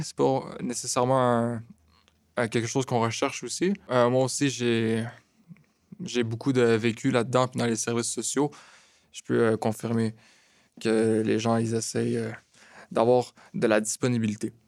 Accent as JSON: {"language": "French", "town": "Laval", "region": "Quebec", "country": "Canada", "tie": "born or raised there", "lives_now": "Montreal, Canada", "said": "je suis né à Laval, j'habite à Montréal"}